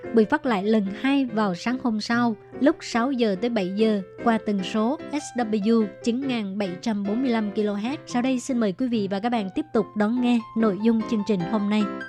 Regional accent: Vietnam; now in Taiwan; người việt mình qua đây

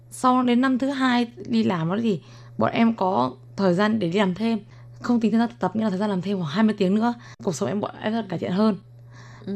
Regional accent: Vietnam; moved away as an adult; now in Taiwan; em nói tiếng việt thì bạn biết là em là người việt nam

